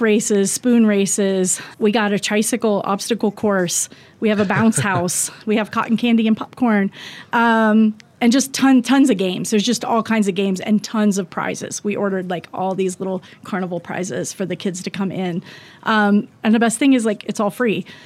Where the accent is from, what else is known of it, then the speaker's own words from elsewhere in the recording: Ohio, United States; now in Wyoming, United States; we're both from Ohio